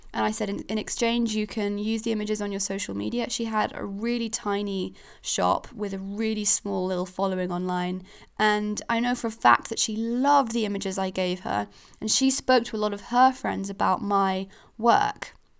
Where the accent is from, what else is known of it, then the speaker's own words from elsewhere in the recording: Switzerland; now in Falmouth, United Kingdom; I'm a foreigner. I'm from Switzerland, so I don't even come from here.